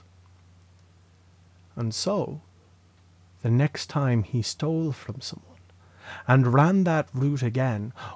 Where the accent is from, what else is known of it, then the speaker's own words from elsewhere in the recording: Leinster, Ireland; moved away as an adult; also born or lived in Dublin / Drogheda; I was born in Dublin. I lived there for the first 6 years of my life before moving to Laois